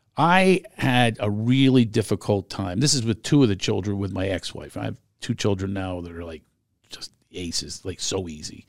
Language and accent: English; Philadelphia, Pennsylvania, United States; moved away; I grew up in Philadelphia